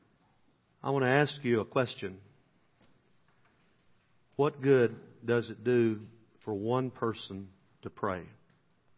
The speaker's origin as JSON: {"language": "English", "town": "Dyersburg", "region": "Tennessee", "country": "United States", "tie": "born or raised there", "said": "I moved to Dyersburg. That's my hometown."}